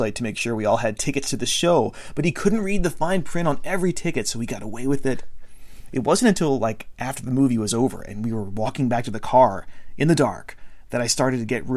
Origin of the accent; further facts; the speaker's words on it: Maryland, United States; I grew up in the middle of nowhere in Maryland